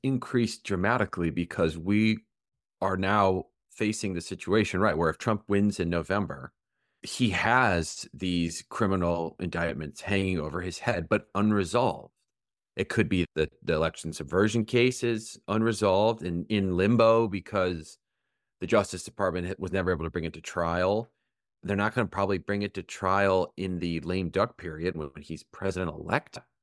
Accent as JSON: {"language": "English", "region": "Michigan", "country": "United States", "tie": "born or raised there", "moved": "yes", "said": "Michigan, my home state"}